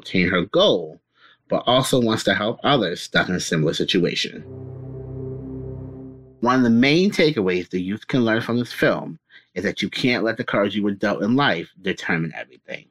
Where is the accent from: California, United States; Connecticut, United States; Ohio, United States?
Connecticut, United States; Norwalk; I'm from Norwalk, Connecticut